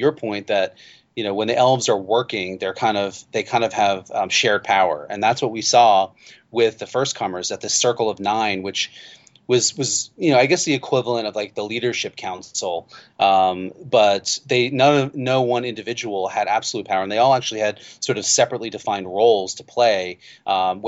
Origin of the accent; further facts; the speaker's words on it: New Jersey, United States; I grew up in New Jersey